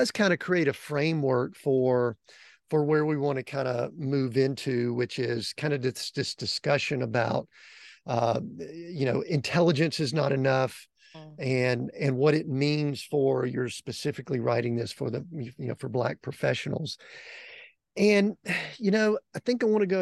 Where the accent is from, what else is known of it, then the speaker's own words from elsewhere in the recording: outside of Atlanta, Georgia, United States; high school and school growing up outside of Atlanta